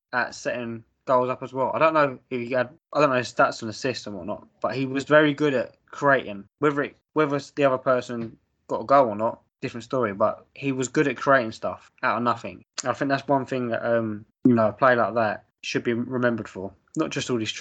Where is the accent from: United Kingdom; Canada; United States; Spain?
United Kingdom; England; we're from England. We watched the Prem growing up.